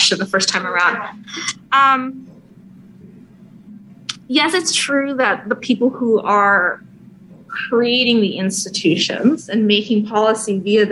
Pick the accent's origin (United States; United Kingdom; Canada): United States; California; as a Californian